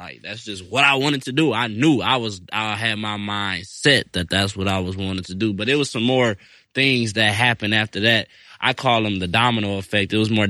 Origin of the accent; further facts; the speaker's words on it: Detroit, Michigan, United States; I'm from Detroit, Michigan, and I've been farming since I was 8 years old.